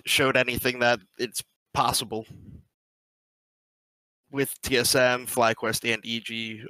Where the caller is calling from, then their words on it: New Jersey, United States; I'm calling from New Jersey.